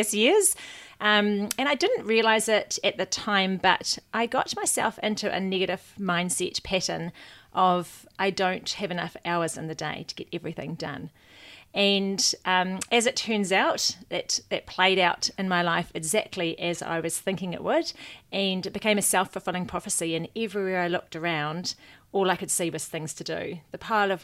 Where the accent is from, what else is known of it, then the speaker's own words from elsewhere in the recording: Waikato, New Zealand; also born or lived in Hamilton, New Zealand / London, United Kingdom; I grew up in the Waikato, left school, went to Hamilton